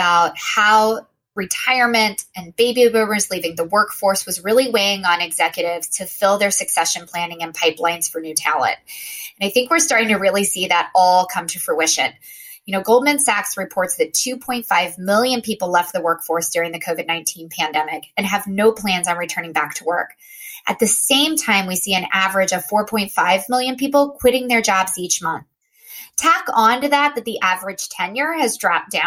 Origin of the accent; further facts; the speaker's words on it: Austin, Texas, United States; now in Boston, United States; I live in Boston, but I am originally from Austin